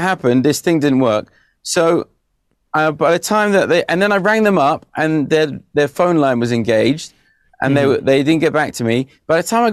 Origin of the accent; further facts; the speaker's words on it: England, United Kingdom; I'm English.